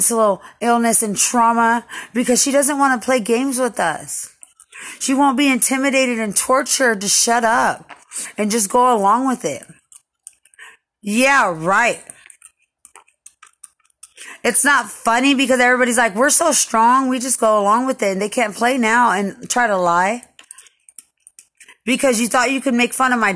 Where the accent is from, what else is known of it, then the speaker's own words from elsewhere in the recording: Lubbock, Texas, United States; I'm from Lubbock